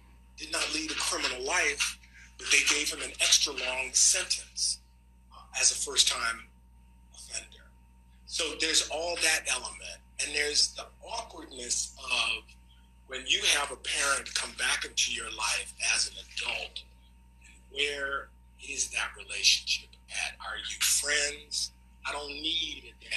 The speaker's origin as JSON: {"language": "English", "town": "Detroit", "region": "Michigan", "country": "United States", "said": "I'm from Detroit."}